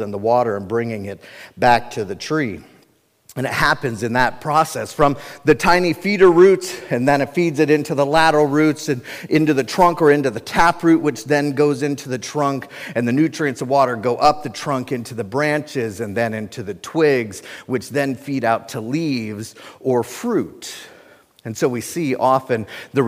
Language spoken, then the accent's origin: English; Cincinnati, Ohio, United States; I was born and raised in Cincinnati, Ohio